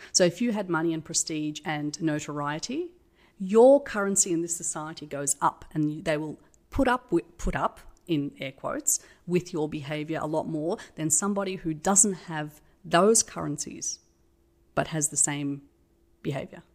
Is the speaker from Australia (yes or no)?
yes; Australia; I'm Australian.